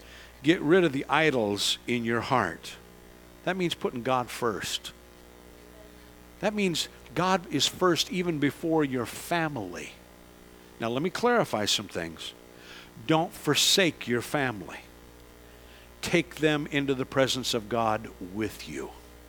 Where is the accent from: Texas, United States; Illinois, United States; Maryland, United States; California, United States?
California, United States; San Francisco; I grew up in this area. I grew up in that area. I grew up in San Francisco.